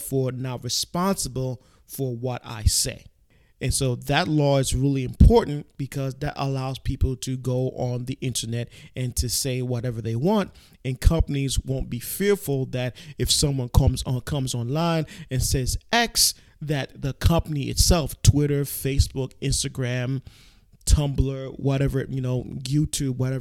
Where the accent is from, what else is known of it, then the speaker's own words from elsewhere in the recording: New York City, New York, United States; I'm a New Yorker native through and through.